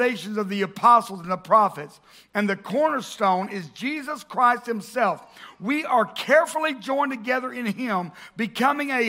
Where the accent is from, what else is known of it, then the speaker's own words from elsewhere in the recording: the South, United States; growing up in the South and growing up in church